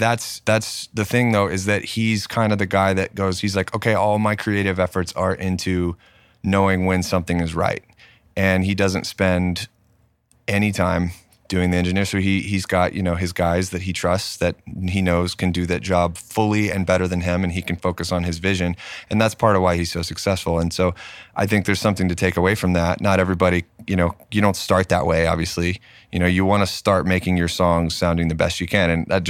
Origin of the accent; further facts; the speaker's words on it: Knoxville, Tennessee, United States; also born or lived in Pensacola, Florida; I grew up in Knoxville, and but like all of my family is based out of Nashville